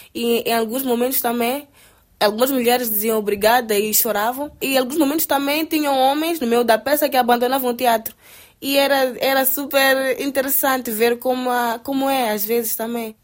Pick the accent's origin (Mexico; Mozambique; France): Mozambique; sou de Moçambique